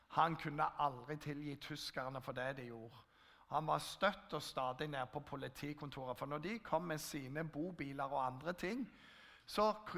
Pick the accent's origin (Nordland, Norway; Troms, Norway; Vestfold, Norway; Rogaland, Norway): Rogaland, Norway; Jæren; Jeg kommer fra Jæren